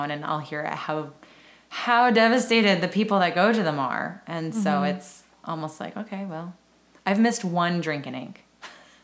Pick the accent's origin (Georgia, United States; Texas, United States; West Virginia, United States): Texas, United States; Round Rock; also born or lived in San Antonio, Texas / Elgin, Texas; now in Austin, United States; I always call myself like a Central Texan. I was born in San Antonio, and my parents divorced when I was 2, and my mom moved to Round Rock